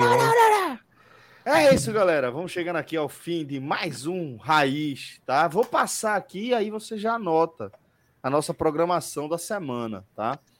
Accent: Northeast Brazil, Brazil; Somos do Nordeste

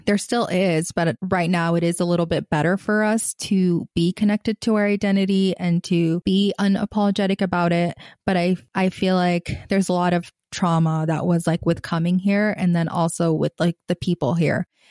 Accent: Gaza, Gaza Strip, Palestine; moved away as an adult; I grew up in Gaza, Palestine, or the Gaza Strip. I've lived there kind of until I was eighteen

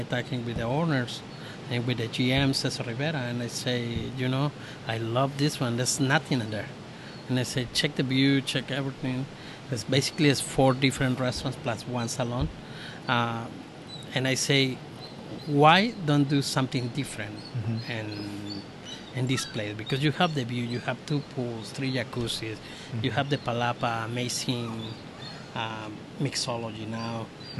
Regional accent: Mexico City, Mexico; English is a second language; also born or lived in San Diego / Los Angeles / Ramona; now in Baja California, Mexico; I'm here 8 months ago already. 8 months ago, I'm brand new, so I'm from Mexico City.

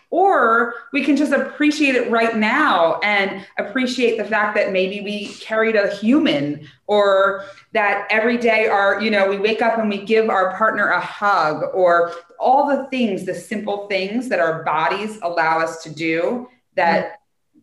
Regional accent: United States; as an American culture

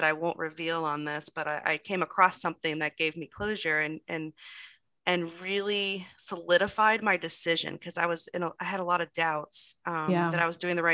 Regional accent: Florida, United States; moved away as an adult; also born or lived in Virginia; I grew up in Florida

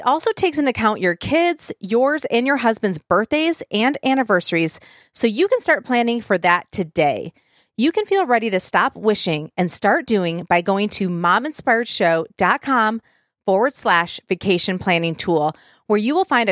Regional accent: the North, United States; now in Nashville, United States; I'm from the North

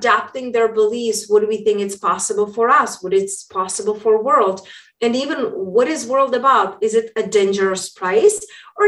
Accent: Czechia; moved away; also born or lived in London / Spain; when I was growing up in Europe, hence that's where my accent is from. I grew up in a small town in Czech Republic.

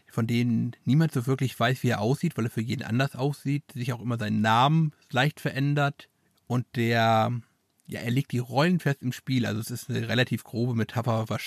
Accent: Transylvania, Romania; Ah, das ist das, was meine Heimat mit mir macht.

